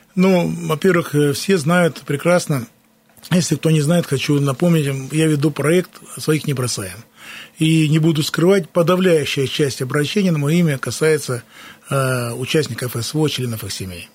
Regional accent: Krasnoyarsk, Krasnoyarsk Krai, Russia; я коренной красноярец, никуда не уезжал сюда

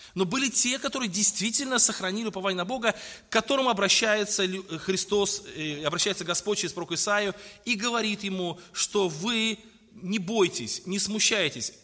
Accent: Tolyatti, Samara Oblast, Russia; я родился э, вот в Тольятти в 1977

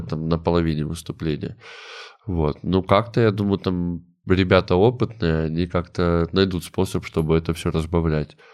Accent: Komsomolsk-on-Amur, Khabarovsk Krai, Russia; moved away; also born or lived in Saint Petersburg; мы не из Хабаровска, мы там из другого города, из комсомольска на муре

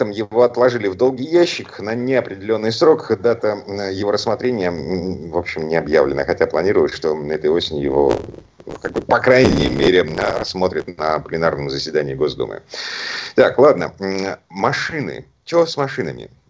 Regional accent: Moscow, Russia; из Москвы

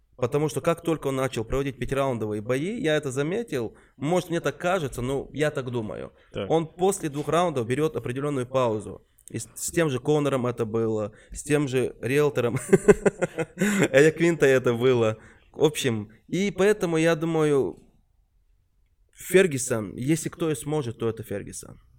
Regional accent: Chechen Republic, Russia; из Чечни, Чечен Репаблик

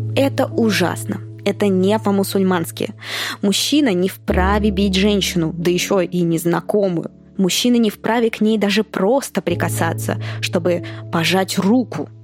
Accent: Moscow, Russia; moved away as an adult; now in Thailand; Я родилась и выросла в Москве.

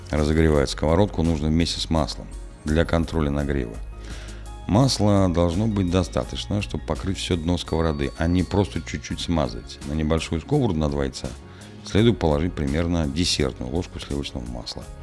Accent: Balashov, Saratov Oblast, Russia; В моем родном городе Балашове всякий раз, когда я возвращался из гостей, бабушка неизменно задавала мне один и тот же вопрос.

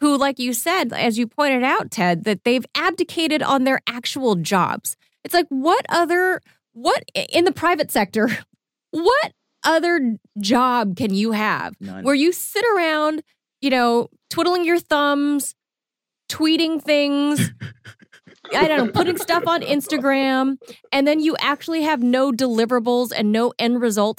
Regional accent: California, United States; being a Californian, a native Californian

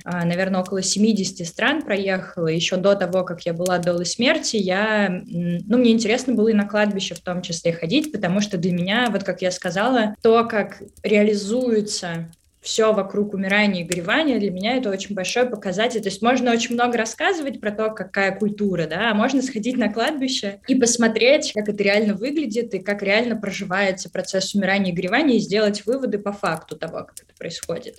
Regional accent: Russia; moved away as an adult; now in Israel; я выросла и родилась э, в России, до 25 лет я жила в России

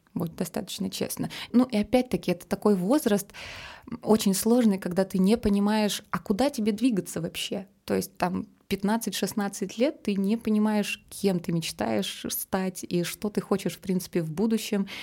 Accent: Omsk, Omsk Oblast, Russia; moved away; also born or lived in Saint Petersburg; а я сама из Омска

